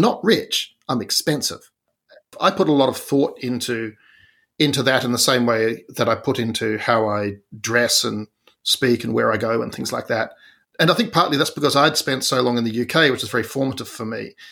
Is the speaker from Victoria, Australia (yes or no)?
no; Tasmania, Australia; I'm from Tasmania